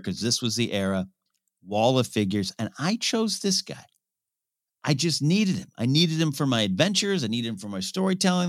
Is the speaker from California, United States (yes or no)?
yes; California, United States; also born or lived in Orange, California; my hometown of Rio Grande, California